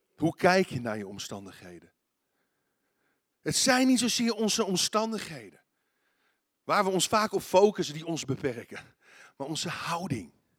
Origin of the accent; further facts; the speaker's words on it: Netherlands; Als Nederlanders